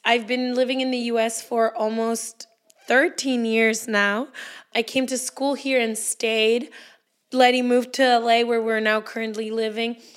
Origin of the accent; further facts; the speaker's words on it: Guadalajara, Jalisco, Mexico; I'm also Mexican. I was born in Guadalajara, same town as Leti